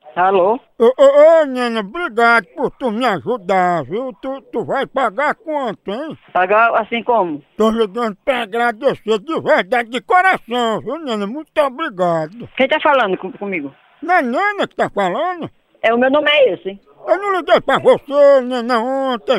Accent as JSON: {"language": "Portuguese", "town": "Piripiri", "region": "Piauí", "country": "Brazil", "said": "Piripiri, essa é minha terra abençoada no meu Piauí!"}